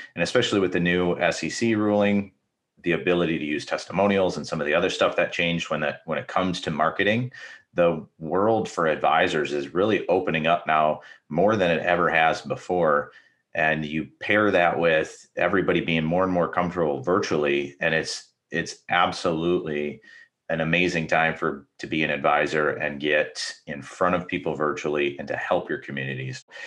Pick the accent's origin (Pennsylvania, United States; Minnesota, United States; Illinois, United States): Minnesota, United States; now in Michigan, United States; I'm actually from Minnesota, even though I live in Michigan